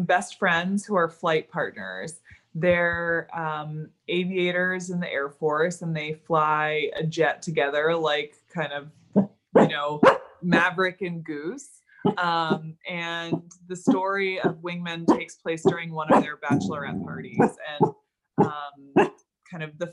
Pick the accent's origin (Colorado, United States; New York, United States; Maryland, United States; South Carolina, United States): Maryland, United States; moved away as an adult; also born or lived in Florida; now in Los Angeles, United States; I grew up in Maryland